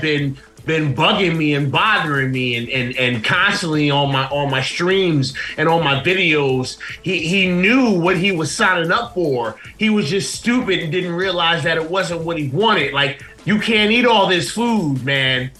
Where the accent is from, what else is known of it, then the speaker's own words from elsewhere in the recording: Plainfield, New Jersey, United States; I am from uh, about 30 minutes from Newark in a, in a, city called Plainfield, Plainfield, New Jersey